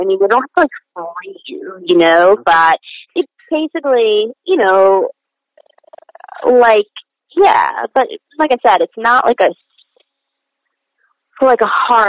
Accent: New York City, New York, United States; even though I grew up in New York, my parents were very in from their cultures, and therapy was just not something we did.

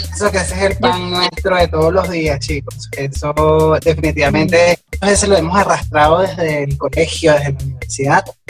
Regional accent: Venezuela

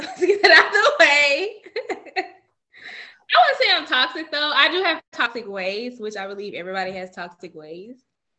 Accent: Mobile, Alabama, United States; now in Dallas, United States; I'm from Mobile. I live in Dallas.

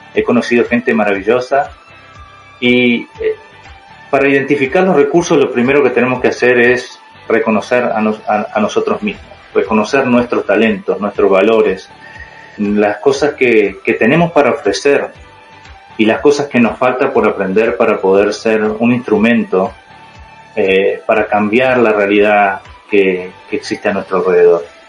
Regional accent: Uruguay; moved away as an adult; also born or lived in Utah, United States; now in United States; soy de Uruguay, ah, tengo 33 años, estoy estudiando aquí en Estados Unidos

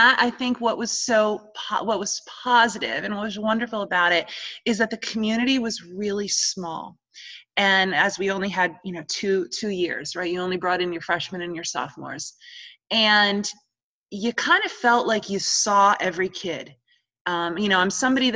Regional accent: New York, United States; now in Holly Springs, United States; growing up in New York

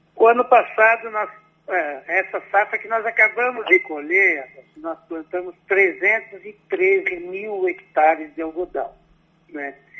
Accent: Casca, Rio Grande do Sul, Brazil; moved away as an adult; now in Bahia, Brazil; eu sou do Rio Grande do Sul, eu me formei em agronomia

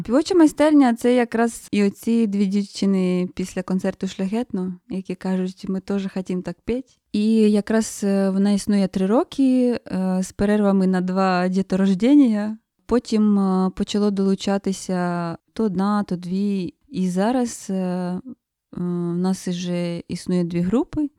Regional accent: Chernihiv Oblast, Ukraine; я з Чернігівської, е, з Чернігівської області

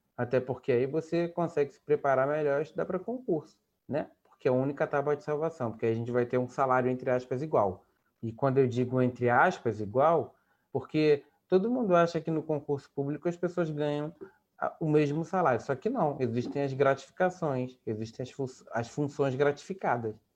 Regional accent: Cachoeiras de Macacu, Rio de Janeiro, Brazil; also born or lived in Campo Grande, Rio de Janeiro / Glória, Rio de Janeiro; now in Rio de Janeiro, Brazil; eu sou de Cachoeira de Macacu, que é a região serrana do estado do Rio de Janeiro

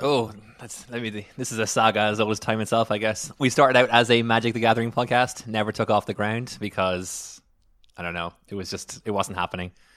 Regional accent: Ireland; moved away; I am from Ireland

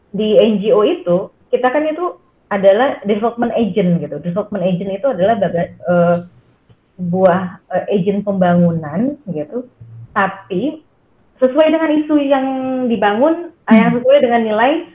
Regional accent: Jakarta, Indonesia; also born or lived in Purwokerto; Saya orang Jakarta, saya lahir Jakarta dan besar di Jakarta

